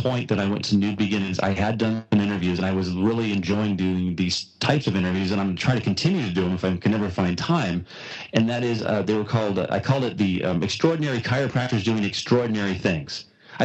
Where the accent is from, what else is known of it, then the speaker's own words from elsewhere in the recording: Washington, United States; I'm from Washington State